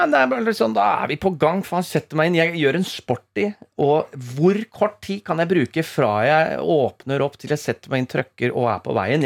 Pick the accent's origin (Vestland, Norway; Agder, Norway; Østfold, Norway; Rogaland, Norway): Østfold, Norway; Rakkestad; now in Oslo, Norway; Jeg kom fra Rakstad sjøl